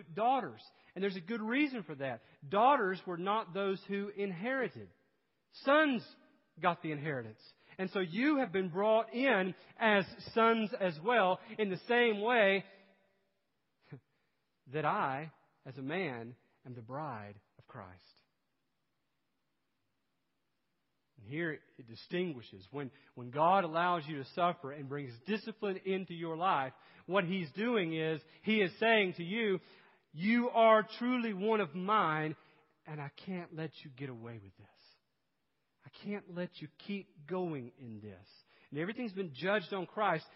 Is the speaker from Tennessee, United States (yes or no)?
yes; East Tennessee, United States; moved away; I grew up in East Tennessee